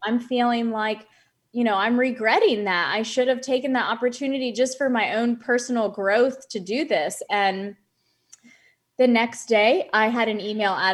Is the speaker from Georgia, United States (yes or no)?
yes; Atlanta, Georgia, United States; moved away as an adult; also born or lived in Charlotte / Colorado; I'm from Atlanta.